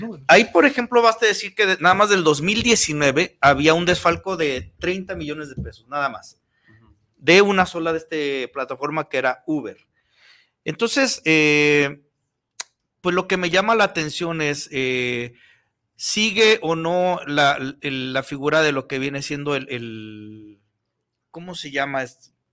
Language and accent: Spanish; Mexico; somos hermanos mexicanos